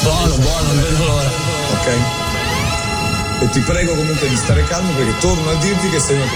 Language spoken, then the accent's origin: Italian; Rignano sull'Arno, Tuscany, Italy; Vengo da un piccolo paese in provincia di Firenze, Rignano sull'Arno.